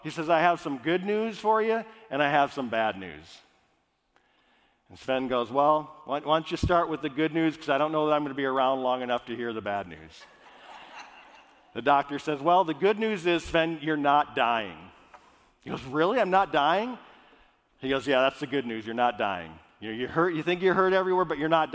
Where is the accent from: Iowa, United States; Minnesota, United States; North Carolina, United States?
Minnesota, United States; I grew up in Minnesota, all Scandinavian.